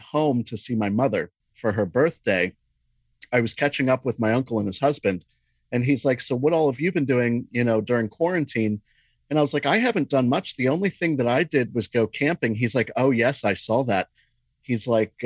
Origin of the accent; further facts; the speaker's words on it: Juniata River area, Pennsylvania, United States; And I spent my entire childhood in that river.